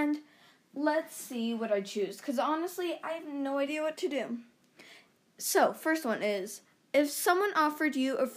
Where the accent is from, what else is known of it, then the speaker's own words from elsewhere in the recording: Canada; I'm Canadian